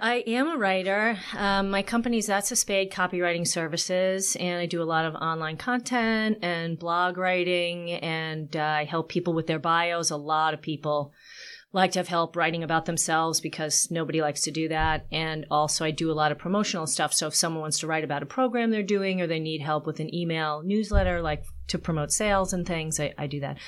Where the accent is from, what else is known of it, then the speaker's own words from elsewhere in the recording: Long Island, New York, United States; I am from New York. I grew up in Long Island originally